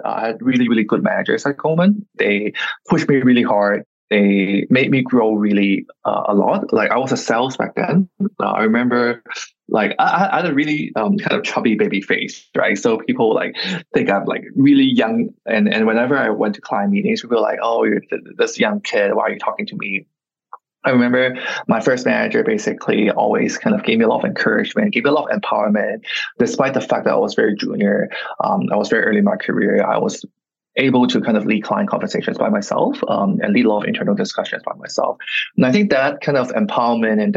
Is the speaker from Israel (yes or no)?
no; Hong Kong; English is a second language; I'm born and raised in Hong Kong, very, very local